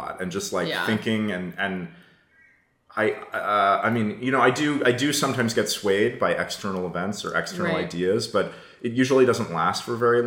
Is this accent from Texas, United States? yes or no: no; Berkeley, California, United States; I grew up in Berkeley in a super liberal, super progressive milieu